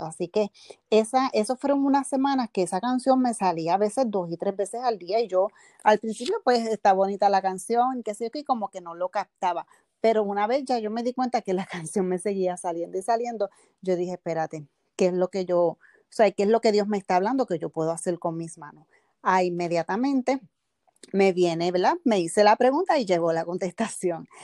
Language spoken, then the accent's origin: Spanish; Bayamón, Puerto Rico; soy del pueblo de Bayamón, Puerto Rico.